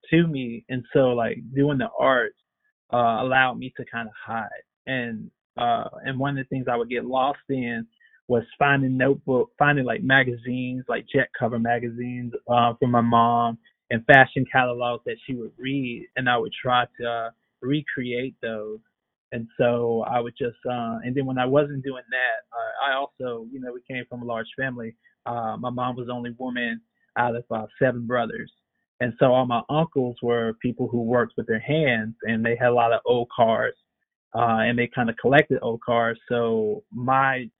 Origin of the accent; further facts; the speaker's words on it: Blythe, Georgia, United States; I grew up in Blythe. It's kind of on the outskirts of Augusta, Georgia